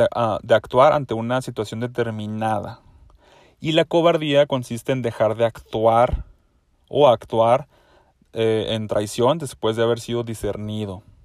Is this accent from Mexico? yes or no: yes; Mexico; yo soy mexicano y en México